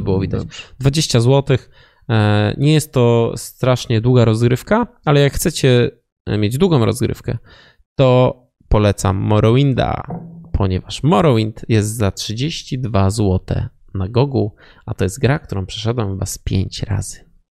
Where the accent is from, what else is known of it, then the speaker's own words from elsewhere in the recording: Wrocław, Lower Silesian Voivodeship, Poland; my jesteśmy z Wrocławia